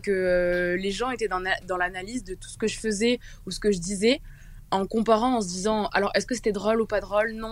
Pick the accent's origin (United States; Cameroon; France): France; Toulouse, Occitania; Coucou, euh … j'ai 18 ans et euh, je viens de Toulouse.